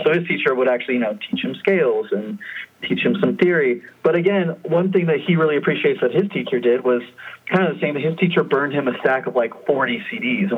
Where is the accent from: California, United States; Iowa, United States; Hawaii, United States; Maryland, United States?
California, United States; Fremont; Ian and I grew up in Fremont.